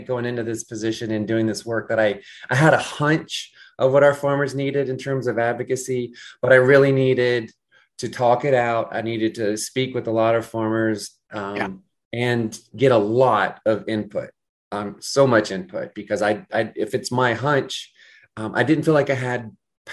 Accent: South Georgia, United States; I am from South Georgia. I am from a seventh generation farming family near, like, around the Albany area and around the Montezuma, Georgia area.

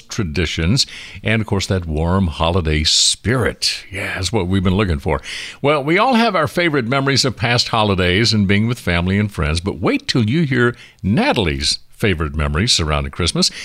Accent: Rogersville, United States; growing up in my hometown of Rogersville

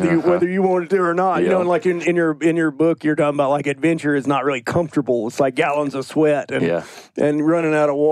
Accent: Alabama, United States; I'm from Alabama

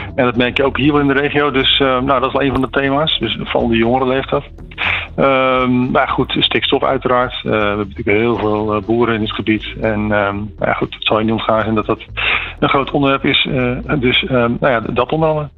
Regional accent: Groene Hart, South Holland, Netherlands; Ik kom zelf uit Groenhart

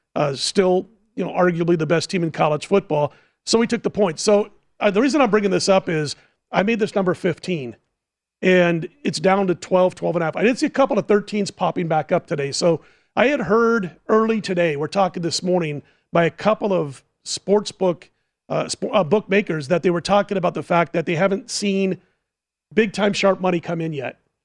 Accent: Omaha, Nebraska, United States; Growing up in Omaha

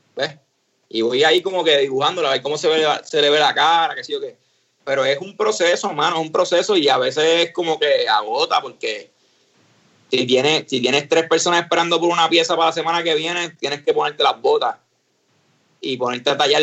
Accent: San Juan, Puerto Rico; moved away as an adult; now in San Antonio, United States; nosotros nos criamos en, en Río Piedra, en Colinas Verdes

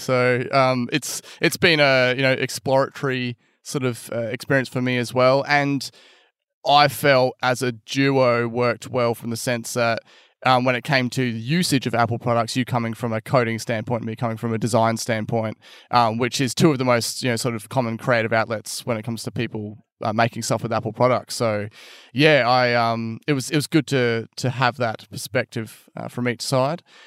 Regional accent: Albany, Western Australia, Australia; my hometown of Albany

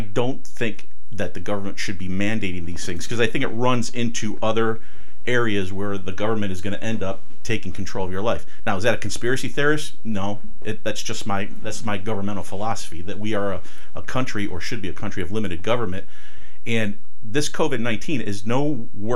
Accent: Euclid, Ohio, United States; I was born and raised in Ohio. I went to parochial school in Euclid at St. Felicitas, then went to St. Joe's for high school

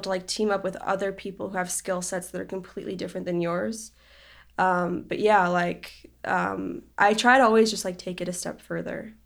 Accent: Israel; I grew up in Israel and over there you have to do, like, military service when you turn eighteen

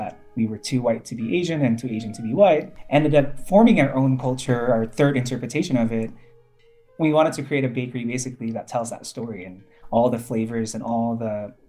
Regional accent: Indonesia; also born or lived in New York City, United States; I grew up in Indonesia and also in New York City.

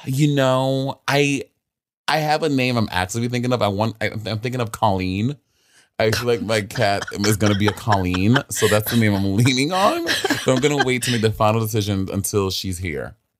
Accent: New York City, New York, United States; I am born and raised in Brooklyn

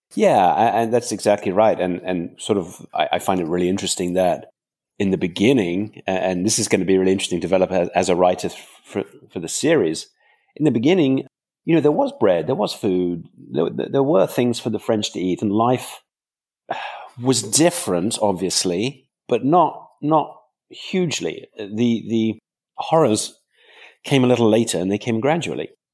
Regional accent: countryside just outside London, England, United Kingdom; I grew up in England, uh, on a farm in the, in the countryside just outside London

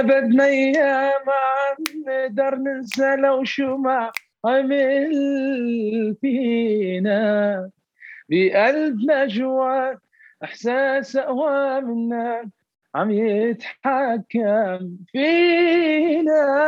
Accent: Iraq; افتخر كوني عراقي

